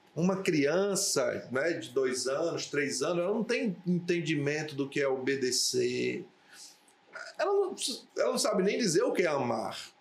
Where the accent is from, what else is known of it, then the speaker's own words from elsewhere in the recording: Natal, Rio Grande do Norte, Brazil; also born or lived in Areia Branca; nasci aqui em Natal, em 72 papai foi transferido